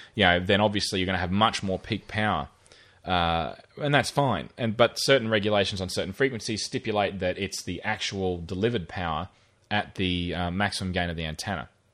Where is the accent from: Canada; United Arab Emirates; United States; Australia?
Australia; Rockhampton, Queensland; where I grew up in Rockhampton